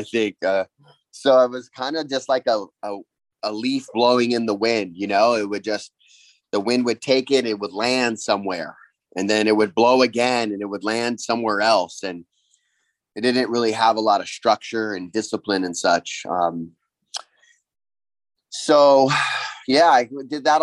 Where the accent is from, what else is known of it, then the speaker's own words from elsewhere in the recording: Kauai, Hawaii, United States; I'm from Kauai, Hawaii. So I grew up on an island